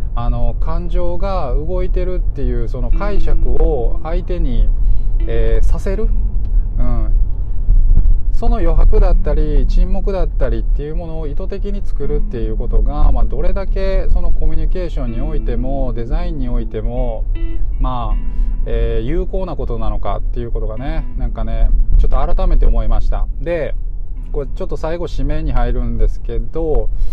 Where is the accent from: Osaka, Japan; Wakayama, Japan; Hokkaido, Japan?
Osaka, Japan; Sakai; 堺のまあ、地元のね僕の地元の